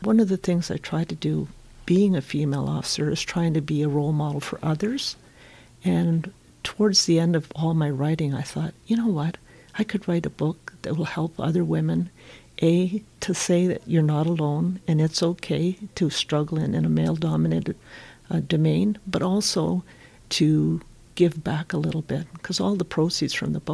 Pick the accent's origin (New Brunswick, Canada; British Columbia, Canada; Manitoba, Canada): New Brunswick, Canada; moved away as an adult; also born or lived in Ontario; I'm originally from New Brunswick, so I got posted in Ontario